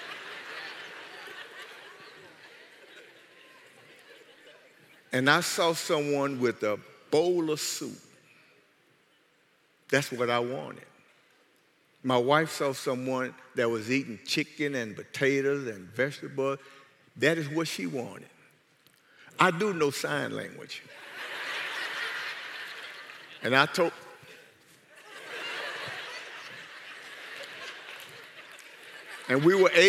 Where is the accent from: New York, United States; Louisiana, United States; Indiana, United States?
Louisiana, United States; South; I'm from South Louisiana.